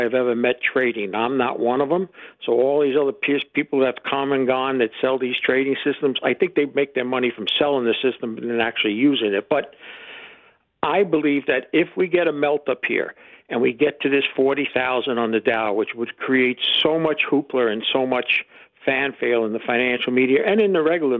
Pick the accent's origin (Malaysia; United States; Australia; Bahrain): United States; New Jersey; I'm from New Jersey